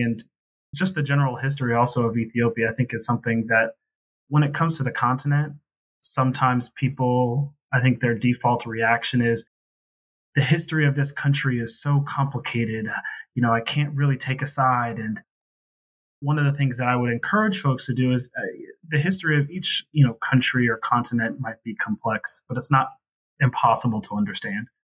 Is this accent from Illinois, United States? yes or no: no; Maryland, United States; I'm a first generation African American. I was born here in Maryland